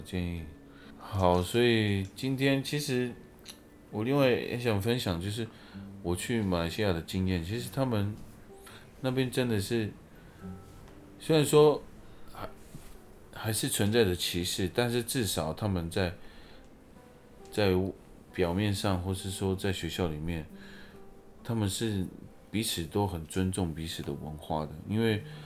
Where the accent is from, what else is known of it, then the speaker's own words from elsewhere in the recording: Taiwan; 我是台湾的原住民